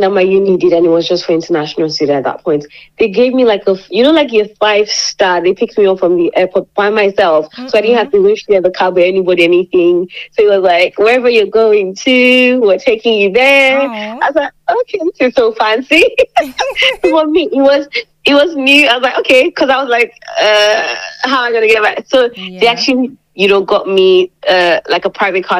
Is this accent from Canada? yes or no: no; Lagos, Nigeria; moved away as an adult; also born or lived in Obudu, Cross River, Nigeria; now in Lincoln, United Kingdom; I am from Nigeria. Precisely, I am, you know, an Obudu girl, but I grew up in Lagos, Nigeria.